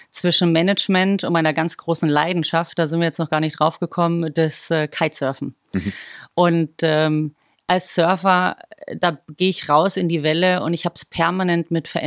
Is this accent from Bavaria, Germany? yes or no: yes; Bavaria, Germany; Also auch wenn man es gar nicht hört, äh, ich bin eigentlich ein Bohrisch Madel.